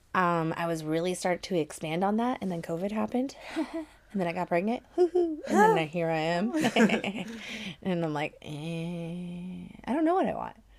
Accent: Portland, Oregon, United States; I'm from Portland.

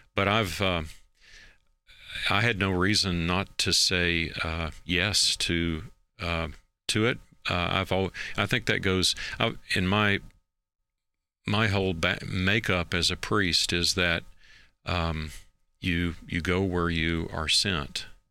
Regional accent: Knoxville, Tennessee, United States; now in Kansas City, United States; I grew up in East Tennessee, uh, around the city of Knoxville

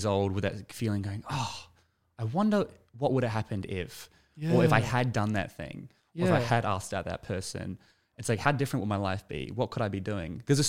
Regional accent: Sutherland Shire, New South Wales, Australia; moved away; I grew up in the Shire.

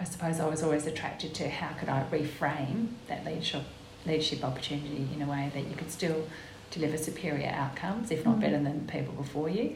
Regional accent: Guildford, Western Australia, Australia; I was born and raised in Guildford

